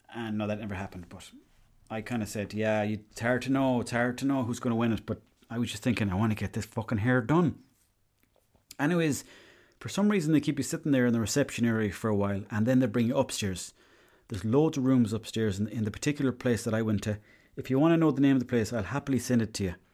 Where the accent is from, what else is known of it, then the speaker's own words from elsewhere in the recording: Ireland; I was from Ireland